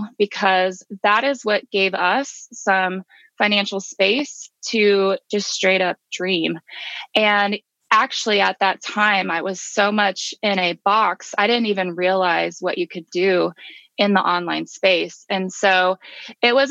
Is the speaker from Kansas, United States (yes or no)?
yes; Kansas, United States; now in Georgia, United States; my home state is Kansas